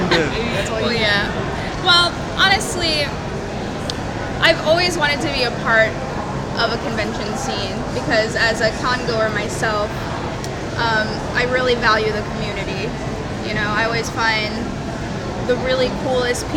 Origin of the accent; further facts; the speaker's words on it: New York City, New York, United States; now in Florida, United States; I wasn't born there, no. I'm from Brooklyn, New York.